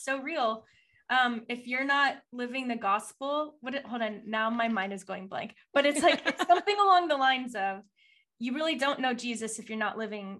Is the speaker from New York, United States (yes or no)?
no; Texas, United States; I'm a Texan